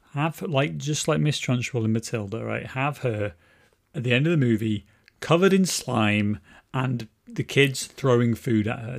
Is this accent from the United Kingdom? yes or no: yes; Wales, United Kingdom; I grew up in Wales